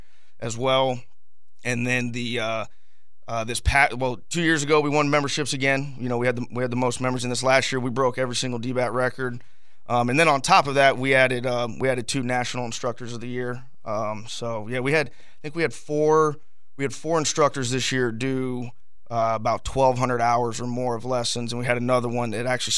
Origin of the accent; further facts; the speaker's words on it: Southwest Florida, United States; also born or lived in Tennessee; now in Jacksonville, United States; I'm actually a Florida boy myself. I grew up in Southwest Florida